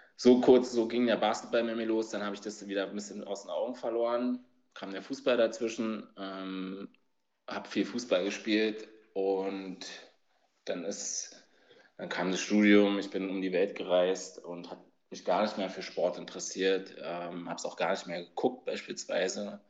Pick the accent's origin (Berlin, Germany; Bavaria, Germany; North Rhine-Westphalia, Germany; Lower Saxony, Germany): Berlin, Germany; ich komme aus Berlin, bin 1980 geboren, noch hinter der Mauer, also auf der Ostseite